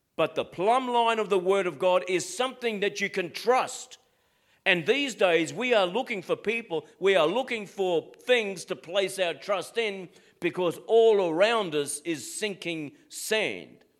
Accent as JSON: {"language": "English", "country": "Australia", "said": "Being an Aussie"}